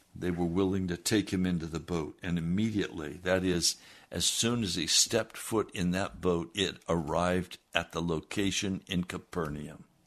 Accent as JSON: {"language": "English", "country": "United States", "said": "as Americans"}